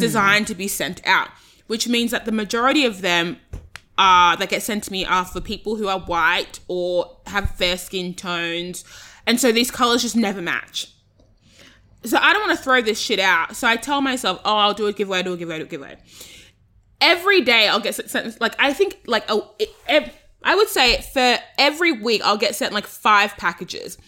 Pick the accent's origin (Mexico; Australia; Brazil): Australia; I'm Australian